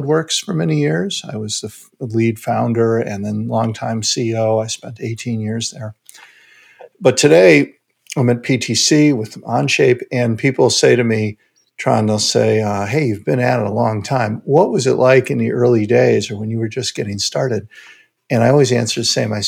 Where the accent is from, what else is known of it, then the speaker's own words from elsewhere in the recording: Chicago, Illinois, United States; I grew up in Chicago